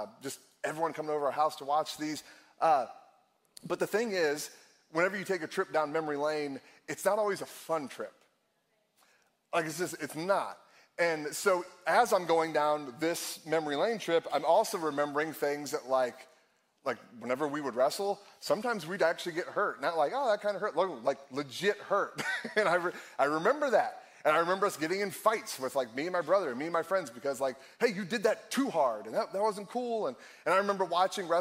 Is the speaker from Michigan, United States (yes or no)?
no; Akron, Ohio, United States; also born or lived in Cleveland, Ohio; I born and raised in Akron, Ohio, lived in Cleveland for a little while